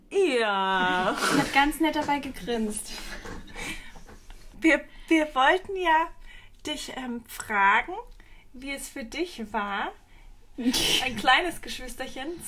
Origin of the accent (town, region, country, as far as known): Heroldsberg, Bavaria, Germany